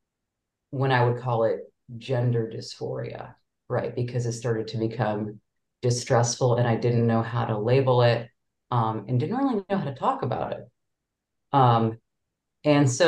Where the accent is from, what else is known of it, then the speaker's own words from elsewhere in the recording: Chicago, Illinois, United States; now in Boston, United States; I grew up in Chicago and like the Wrigleyville area, Boys Town area